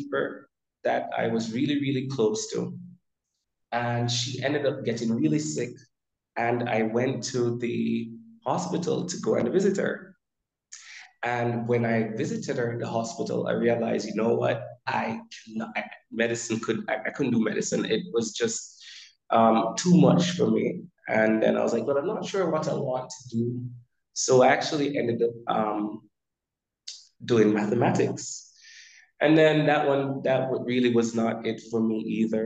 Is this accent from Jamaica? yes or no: yes; central Jamaica, Jamaica; I am from Central Jamaica, and that's Jamaica in the West Indies, not Jamaica in New York